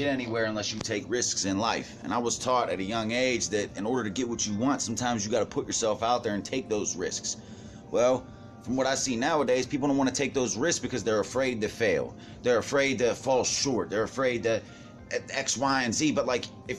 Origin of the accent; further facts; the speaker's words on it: Pittsburgh, Pennsylvania, United States; moved away as an adult; now in Altoona, United States; We're some Berg dudes. We're from Pittsburgh